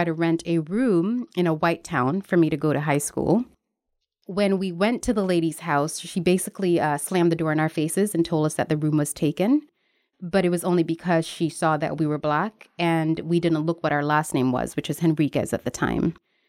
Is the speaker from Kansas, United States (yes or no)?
no; Newark, New Jersey, United States; I grew up in Newark, New Jersey, which was basically a ghetto. It was considered the Black Hood.